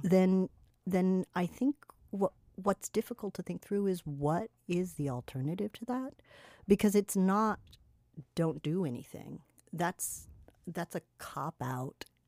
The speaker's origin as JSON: {"language": "English", "region": "California", "country": "United States", "tie": "born or raised there", "moved": "yes", "lives_now": "Miami, United States", "said": "the femme aesthetics that I grew up with in California"}